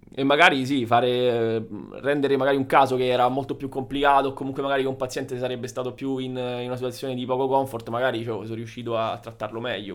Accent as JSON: {"language": "Italian", "country": "Italy", "tie": "born or raised there", "moved": "as an adult", "said": "E adesso sono tornato in Italia, dove, diciamo, nella, nella mia città d'origine"}